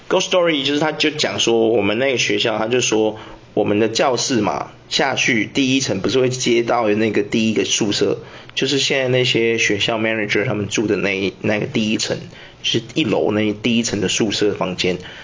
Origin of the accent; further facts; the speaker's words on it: Taiwan; 住那间的同学刚好跟我也是台湾人